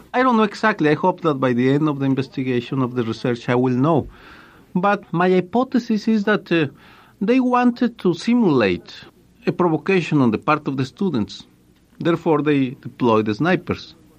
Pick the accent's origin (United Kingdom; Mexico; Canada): Mexico; Guadalajara, Jalisco; moved away as an adult; also born or lived in Milwaukee; I was a student in Guadalajara